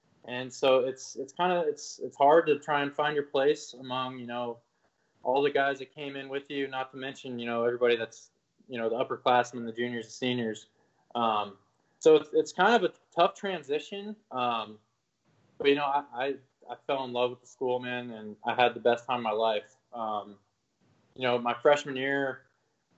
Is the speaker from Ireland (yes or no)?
no; Denver, Colorado, United States; moved away as an adult; I grew up in Denver, Colorado